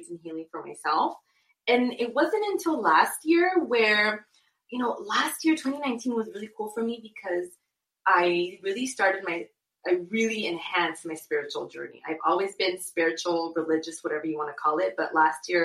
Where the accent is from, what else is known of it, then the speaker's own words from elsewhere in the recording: Inglewood, California, United States; also born or lived in Guadalajara, Mexico / Santa Monica, California; I was born in Guadalajara, and I moved to Los Angeles when I was a little girl, when I was one. And I grew up in Santa Monica / Inglewood